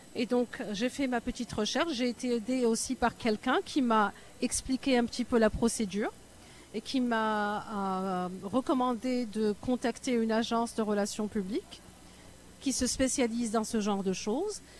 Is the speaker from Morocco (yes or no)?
yes; Morocco; moved away as an adult; also born or lived in United States / Paris, France / Canada; now in Toronto, Canada; je suis marocaine, j'ai grandi au Maroc, mais j'ai fait mes études aux États-Unis